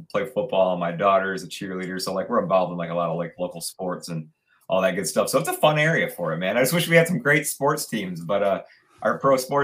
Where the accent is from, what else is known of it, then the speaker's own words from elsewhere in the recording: Ann Arbor, Michigan, United States; I'm a local Michigan guy, man. I'm born and raised in Ann Arbor, Michigan.